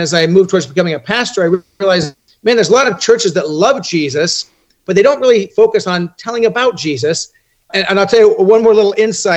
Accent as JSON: {"language": "English", "area": "Orange County", "region": "Southern California", "country": "United States", "tie": "born or raised there", "said": "born and raised in Southern California"}